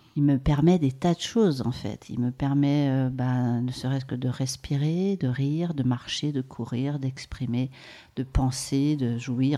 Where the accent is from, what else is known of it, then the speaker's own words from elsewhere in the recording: Maurienne, Auvergne-Rhône-Alpes, France; J'ai grandi en Maurienne et je suis née dans les Hautes-Alpes.